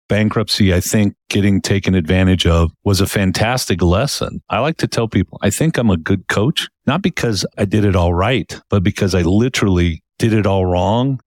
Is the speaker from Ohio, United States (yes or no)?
no; Palm Springs, California, United States; moved away as an adult; now in Utah, United States; I moved from Palm Springs where I had grown up for thirty-five years